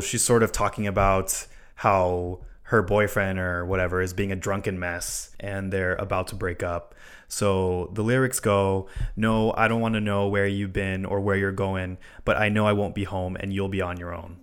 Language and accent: English; Hawaii, United States; born or raised there; moved away